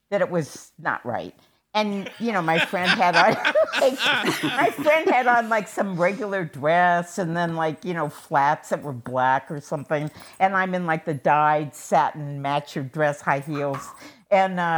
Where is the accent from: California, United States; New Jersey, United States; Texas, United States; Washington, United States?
Washington, United States; Seattle; born or raised there